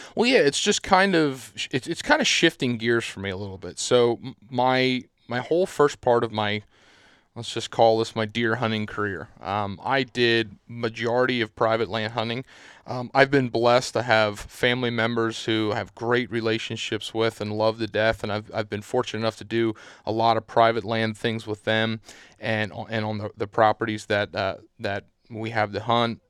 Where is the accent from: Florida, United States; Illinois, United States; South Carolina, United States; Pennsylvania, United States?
Pennsylvania, United States; Southeast; I'm from Southeast Pennsylvania